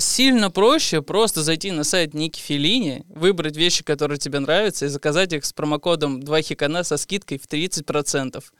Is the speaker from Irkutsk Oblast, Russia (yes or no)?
no; Moscow, Russia; мы, москвичи